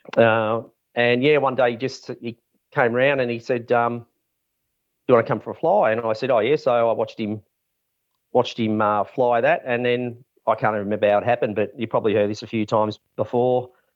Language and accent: English; Mornington, Victoria, Australia; also born or lived in Camperdown; we moved to Mornington. Uh, Dad was asked to manage two, um, racehorse studs. on Bungear Road, a Montana stud and Green Dale Lodge, which was like over a thousand acres, massive. It was great, you know, growing up on a farm